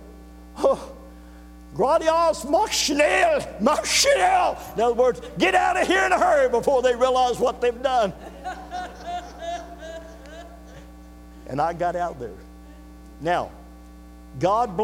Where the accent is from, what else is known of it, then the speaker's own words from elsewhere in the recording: United States; also born or lived in Bavaria, Germany; I'm an American